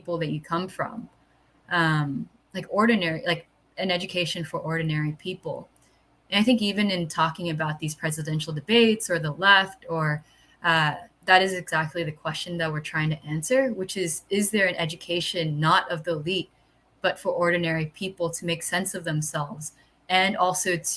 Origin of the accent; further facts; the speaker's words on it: New York City, New York, United States; moved away as an adult; now in Philadelphia, United States; growing up in New York City